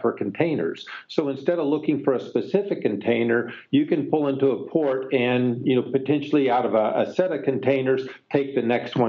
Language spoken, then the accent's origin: English; Texas, United States; now in Pleasanton, United States; Pleasanton, California, although I grew up in Texas, so I'm a native Texan.